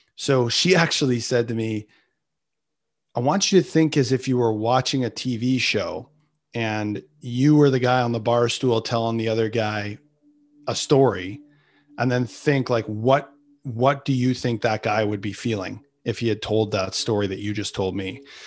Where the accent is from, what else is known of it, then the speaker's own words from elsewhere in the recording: Canada; I'm Canadian